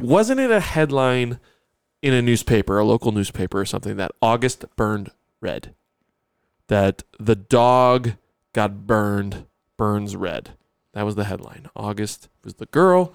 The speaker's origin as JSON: {"language": "English", "town": "Buffalo", "region": "New York", "country": "United States", "tie": "born or raised there", "said": "growing up in Buffalo"}